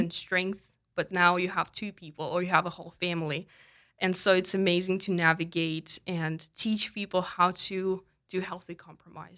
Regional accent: Tolyatti, Samara Oblast, Russia; English is a second language; moved away as an adult; also born or lived in Kentucky, United States; now in South Dakota, United States; I was born and raised in Russia

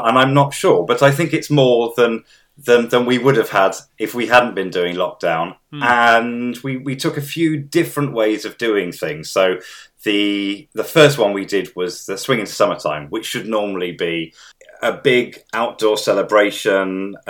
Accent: Midlands, United Kingdom; But of course, I grew up in the Midlands

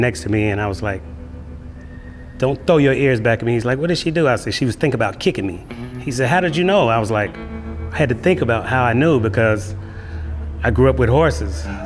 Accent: Chicago, Illinois, United States; I'm from Chicago, Illinois. My dad was from Meridian, Mississippi, and he had horses growing up, me living in Chicago

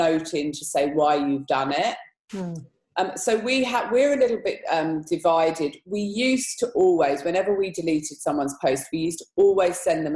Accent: England, United Kingdom; Being English

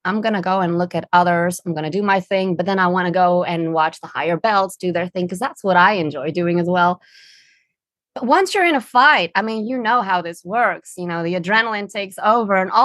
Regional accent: Netherlands; English is a second language; now in London, United Kingdom; I'm originally from the Netherlands.

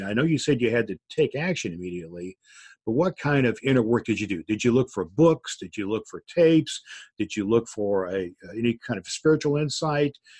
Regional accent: Evansville, Indiana, United States; my hometown newspaper of Evansville, Indiana

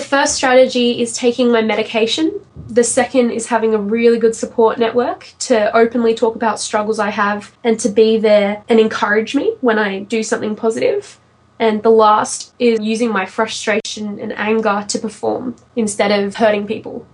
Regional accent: Sydney, New South Wales, Australia; I'm from Sydney in Australia.

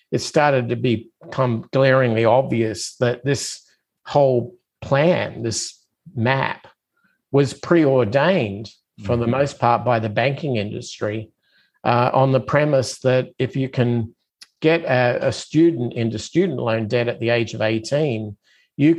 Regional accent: Adelaide, South Australia, Australia; moved away as an adult; now in United States; I'm originally from Australia, so I'm kind of one of those immigrants that came to the United States about, I guess, 25 years ago

